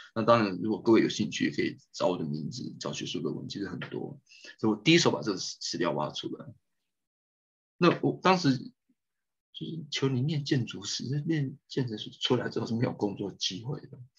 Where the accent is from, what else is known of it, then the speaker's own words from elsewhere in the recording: Keelung, Taiwan; 我是基隆人